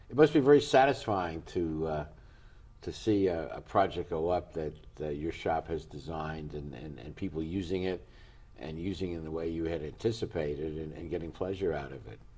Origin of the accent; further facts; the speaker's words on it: New York City, New York, United States; well, I come from New York. I think you do also.